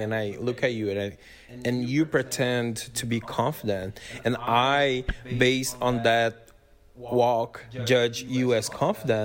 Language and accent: English; Brazil; now in United States; When I moved to the States, Brazilian identity.